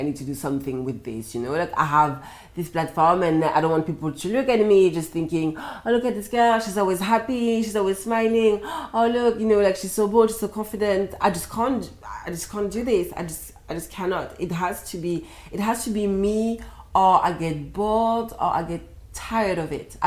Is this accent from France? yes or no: yes; France; moved away; I was from France